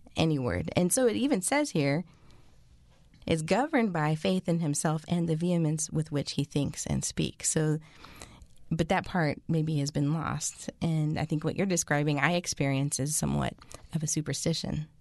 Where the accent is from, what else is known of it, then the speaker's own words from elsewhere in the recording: West Coast, United States; I'm from the West Coast